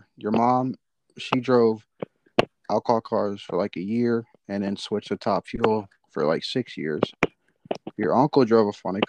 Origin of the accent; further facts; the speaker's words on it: Louisiana, United States; I'm from Louisiana